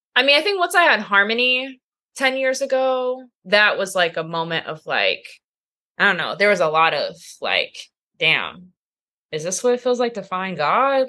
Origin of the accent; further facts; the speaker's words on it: Temecula, California, United States; moved away as an adult; also born or lived in San Jose, California; now in Chicago, United States; I'm from California